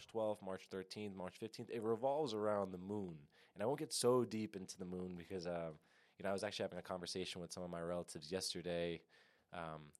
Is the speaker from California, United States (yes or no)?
no; New York, United States; I've been born and raised in New York, currently in Yonkers, New York, so Lower Westchester